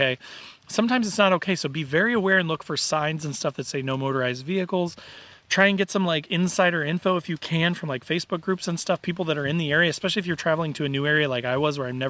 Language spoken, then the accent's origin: English; Indiana, United States; I'm from Indiana, I'm Midwestern